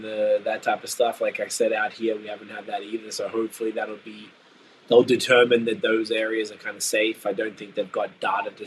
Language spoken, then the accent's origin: English; Melbourne, Victoria, Australia; moved away as an adult; now in Ontario, Canada; I'm from the southern part of Australia. I'm from Melbourne.